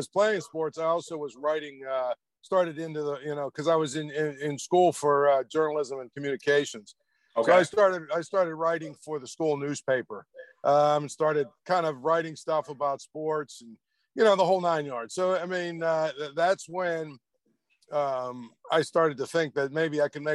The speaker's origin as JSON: {"language": "English", "town": "Trafford", "region": "Pennsylvania", "country": "United States", "tie": "born or raised there", "said": "I'm from a small little area called Trafford. I went to Penn Trafford High School, which is right outside of Pittsburgh."}